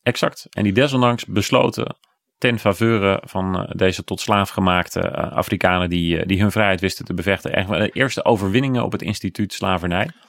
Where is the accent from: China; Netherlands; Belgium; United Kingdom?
Netherlands; Bommelerwaard, Gelderland; Ik kom zelf uit de Bommelerwaard, daar niet al te ver vandaan